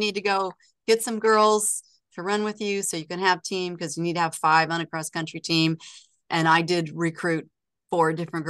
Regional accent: Oregon, United States; also born or lived in Los Angeles, United States; Well, I was born in Los Angeles and my family moved to Oregon when I was 12.

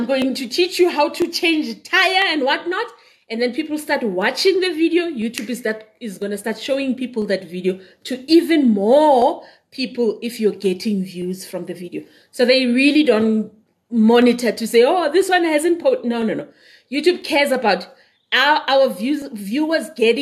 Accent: Benoni, Gauteng, South Africa; moved away; also born or lived in Daveyton; I grew up in Whiteville. I'm in Whiteville. I went to school in Davyton, so I am so East Rand. But I don't live in East Rand now.

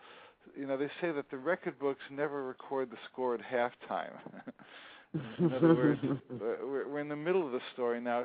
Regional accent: New Jersey, United States; moved away; also born or lived in Hawaii; See, I grew up in New Jersey

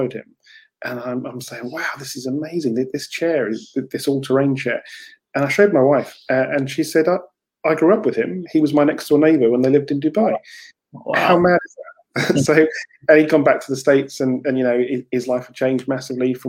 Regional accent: Canterbury, South East England, United Kingdom; I come from Canterbury in deepest, darkest Kent, just outside London.

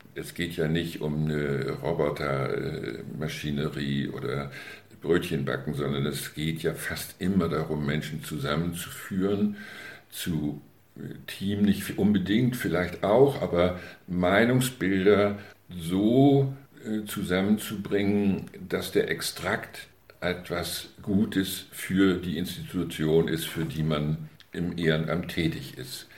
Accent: Möhnsen, Schleswig-Holstein, Germany; meine Heimatgemeinde

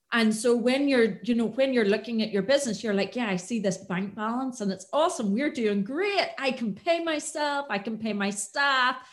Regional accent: Antrim, Northern Ireland, United Kingdom; moved away as an adult; I am from the north. I'm from Antrim originally

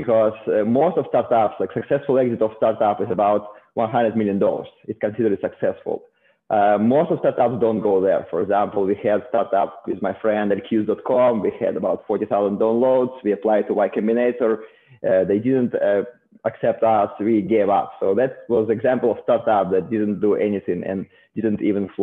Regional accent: Saint Petersburg, Russia; moved away as an adult; also born or lived in South Korea; now in Silicon Valley, United States; originally I'm from Russia, from St. Petersburg

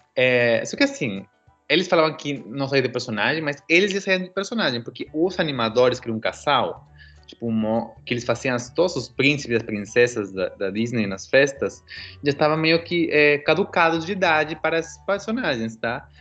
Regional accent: Peru; moved away; eu sou peruano

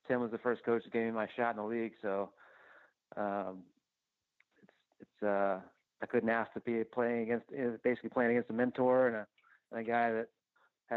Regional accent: Houston, Texas, United States; I'm from the Houston area

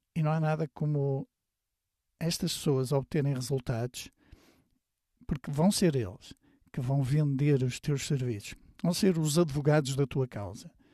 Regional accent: Porto, Norte, Portugal; moved away as an adult; ao fim de semana voltava para a minha terra, que é a cidade do Porto

